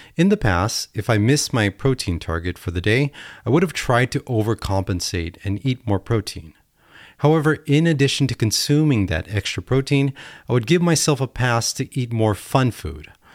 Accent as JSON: {"language": "English", "country": "United States", "said": "Being American is amazing"}